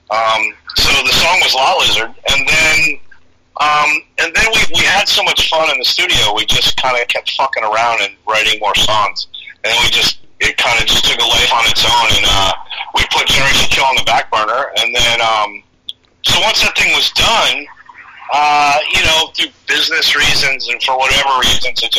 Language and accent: English; New York, United States; moved away; Well, I grew up in New York too, so I, you know, I bring that that East Coast thing, man, which is definitely a thing.